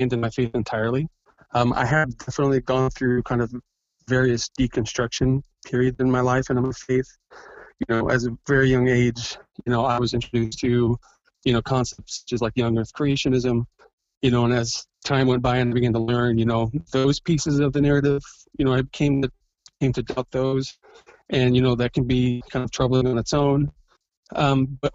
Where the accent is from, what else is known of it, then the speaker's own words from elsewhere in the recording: American Midwesterner, United States; also born or lived in Kansas City area; I am a pretty normal American Midwesterner, husband, father of five. In my early 40s, and I live in the Kansas City area